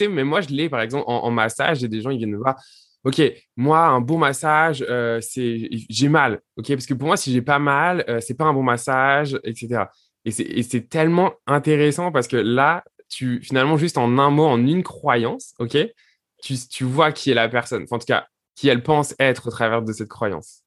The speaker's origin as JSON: {"language": "French", "region": "south of France", "country": "France", "said": "je viens du sud de la France"}